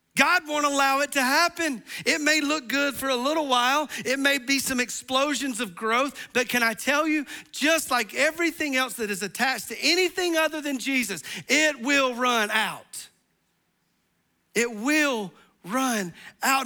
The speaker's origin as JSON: {"language": "English", "region": "the South", "country": "United States", "said": "we're from the South"}